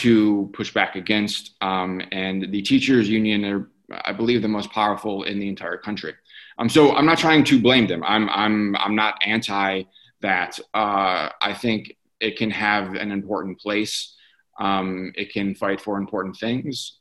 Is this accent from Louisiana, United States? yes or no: no; Detroit, Michigan, United States; I grew up in the Detroit area. I currently live there